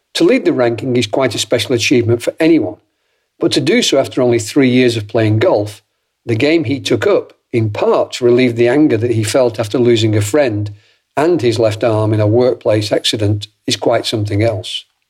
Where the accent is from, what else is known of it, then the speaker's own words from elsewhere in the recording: Southport, North West England, United Kingdom; I'm from Southport